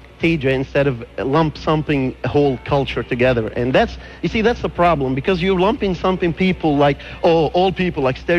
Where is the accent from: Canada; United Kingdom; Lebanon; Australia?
Lebanon; moved away as an adult; now in United States; I was born and raised in Lebanon.